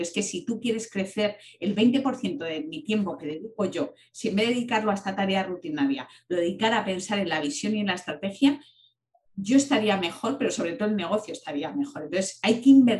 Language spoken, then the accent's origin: Spanish; Palencia, Castile and León, Spain; moved away; yo, que soy de Palencia